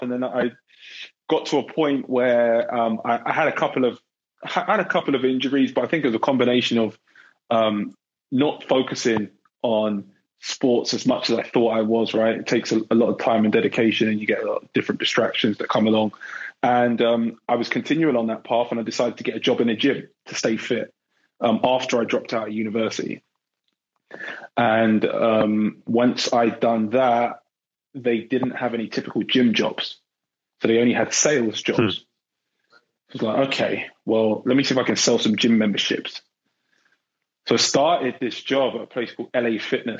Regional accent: London, United Kingdom; moved away as an adult; now in Bay Area, United States; I grew up in England, born and bred in London

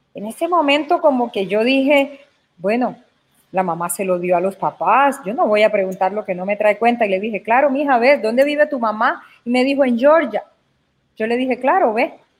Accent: Caucasia, Antioquia, Colombia; moved away; es de mi natal Caucasia, porque es el pueblo donde yo nací.

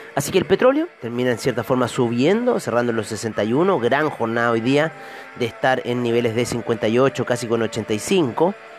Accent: Chile; aquí en mi país

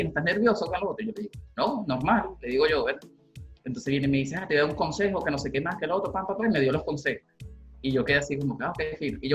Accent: Valle de la Pascua, Guárico, Venezuela; que vengo de Guárico, Valle de la Pascua, que soy de Guárico, del Valle de la Pascua

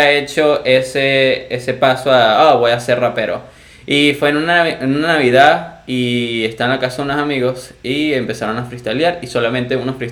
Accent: Venezuela; accent: Venezuelan; moved away; No, fue así como que el tiempo que yo estuve aquí, como que mi venezolano se generalizó.

